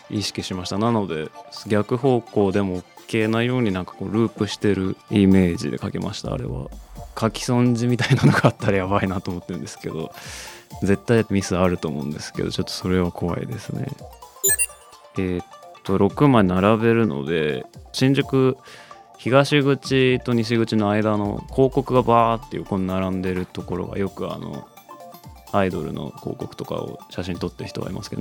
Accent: Tokyo, Japan; 自分は東京出身なんですけど割と子どもの頃から渋谷割と行く大きい街

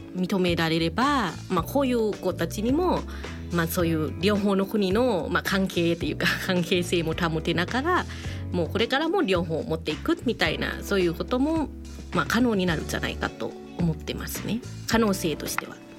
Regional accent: Thailand; now in Japan

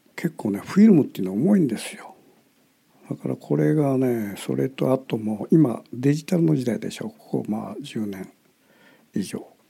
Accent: Kitakyushu, Fukuoka, Japan; 私の地元の北九州

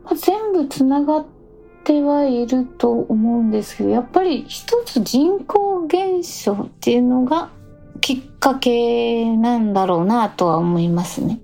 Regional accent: southernmost Saga Prefecture, Japan; also born or lived in Karatsu, Saga; 私の出身はあの佐賀県でいうと一番南なんですよ有明海があって

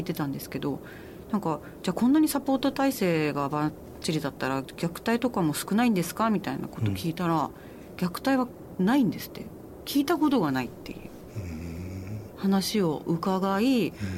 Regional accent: Japan; also born or lived in Italy; 6歳までは私、あの父親がイタリア人なので

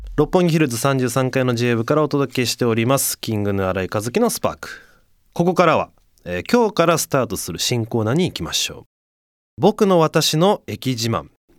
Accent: Fussa, Tokyo, Japan; ふっさしってもう生まれ育ってたら全然もう何抵抗なく読めちゃいますけど

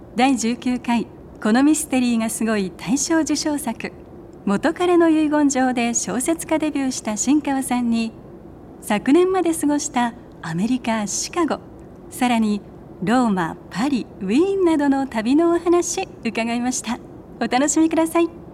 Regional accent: Miyazaki, Japan; moved away; also born or lived in Chicago, United States; 私宮崎育ち

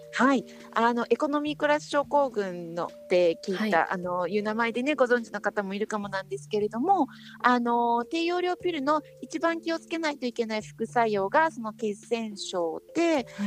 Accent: Japan; 日本で生まれ育ってる私たち

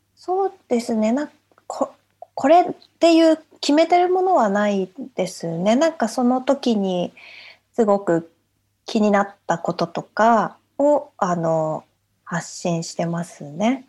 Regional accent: Japan; moved away as an adult; now in London, United Kingdom; 父がイギリス人なのででずっと日本で生まれ育ったから

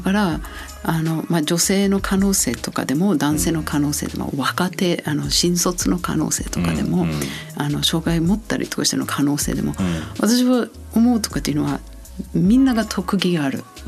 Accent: New Zealand; Japanese is a second language; moved away as an adult; also born or lived in Chiba, Japan / Tokyo, Japan / Kyoto, Japan / Gifu, Japan; now in Japan; 私はニュージーランド出身と言ったんですが、あのニュージーランドの北島南島があるんですが私は北島から来て

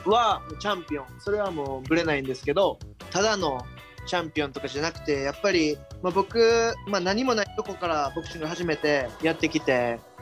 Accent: Kansai, Japan; also born or lived in Tokyo; now in Kobe, Japan; 地元関西帰ってきて

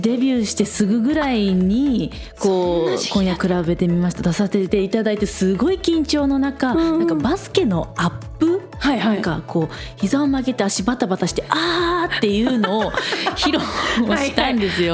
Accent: Okayama, Japan; 岡山県民として

